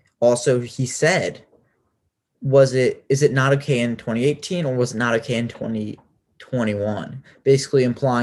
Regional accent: Richmond, Virginia, United States; I'm from Richmond, Virginia.

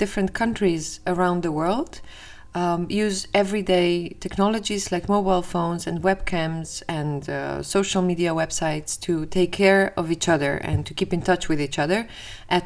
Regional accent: Slovenia; moved away as an adult; now in Amsterdam, Netherlands; Originally, I'm from Slovenia.

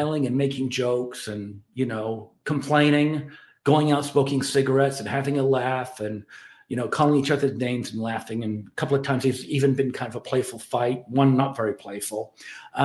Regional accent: Ireland; I'm Irish

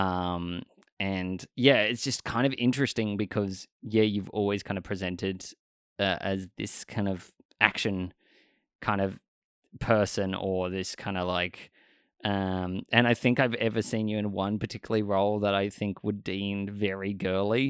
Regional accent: Australia; I grew up in Australia my entire life

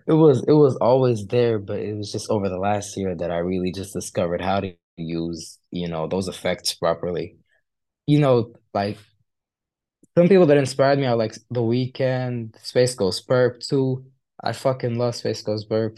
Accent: Kuwait; moved away as an adult; also born or lived in Egypt; now in United Kingdom; I'm from Egypt, and I, I lived, like, for, like, three years over there. I've lived for my childhood, and then I moved to Kuwait with my parents.

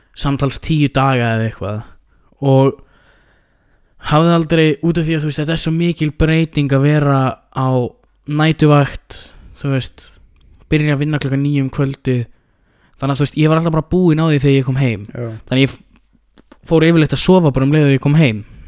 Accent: Iceland; við erum sko frá Íslandi

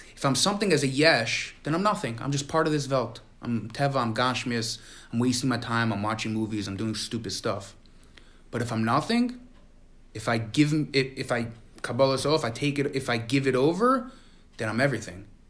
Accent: New York City, New York, United States; We grew up in Crown Heights

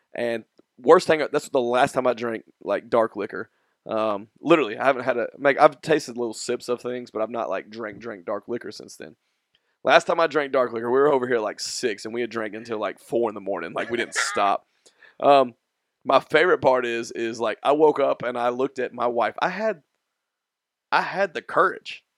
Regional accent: Nashville, Tennessee, United States; we are from Nashville

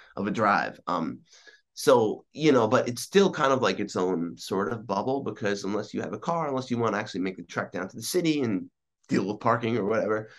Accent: East Meadow, New York, United States; I was born in on Long Island, um, and I grew up primarily in a town called East Meadow

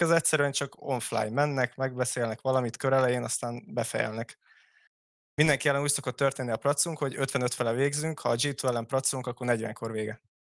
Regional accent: Hungary; magyarok vagyunk

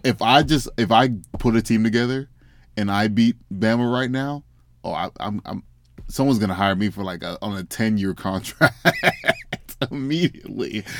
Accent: Memphis, Tennessee, United States; moved away; I'm from Memphis, Tennessee

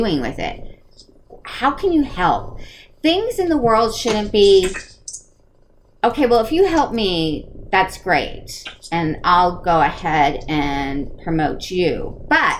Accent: Connecticut, United States; I was in Connecticut growing up

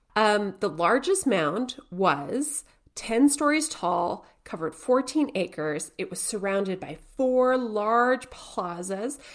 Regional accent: Canada; we're Canadian

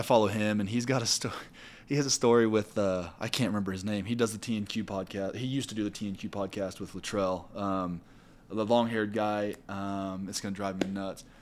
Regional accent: Missouri, United States; now in Utah, United States; I'm from Missouri

